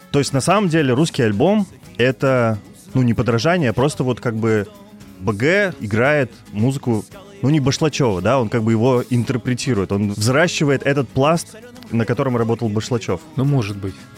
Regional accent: Kirov, Kirov Oblast, Russia; город Киров, мой родной город.

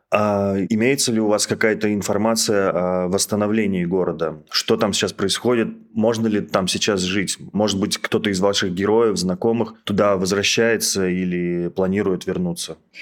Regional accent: Russia; я задаю этот вопрос как россиянин

